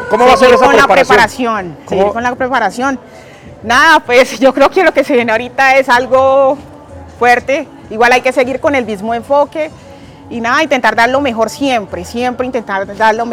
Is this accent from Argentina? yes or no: no; Puerto Tejada, Cauca, Colombia; now in Jamundí, Colombia; Soy de Puerto Tejada, Cauca y actualmente resido en el municipio de Jamundí.